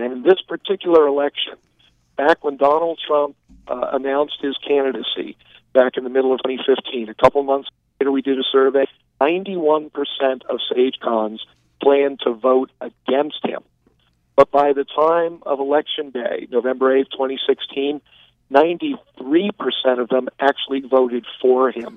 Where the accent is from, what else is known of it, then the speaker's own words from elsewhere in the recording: New York City, New York, United States; moved away; also born or lived in Texas; I was born in New York City